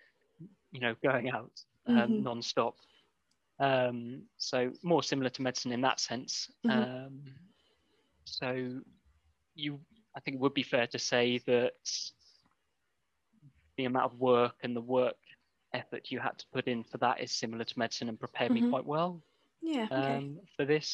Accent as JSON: {"language": "English", "town": "Bristol", "region": "South West England", "country": "United Kingdom", "tie": "born or raised there", "said": "I grew up in Bristol"}